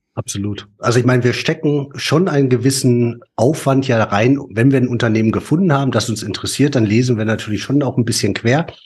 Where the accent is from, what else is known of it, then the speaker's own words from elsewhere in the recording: Ruhr area, North Rhine-Westphalia, Germany; wir kommen ja beide aus dem Pott.